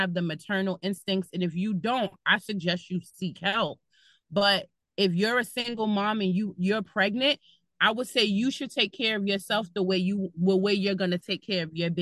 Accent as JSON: {"language": "English", "town": "New York City", "region": "New York", "country": "United States", "tie": "born or raised there", "moved": "as an adult", "lives_now": "Bergen County, United States", "said": "I'm originally from Brooklyn and now I live in Bergen County. And what I was taught in the city, like growing up in New York"}